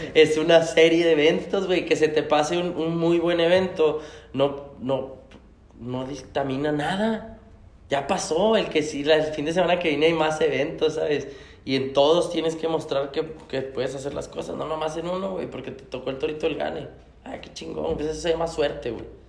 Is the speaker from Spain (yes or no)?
no; Mexico; como mexicanos somos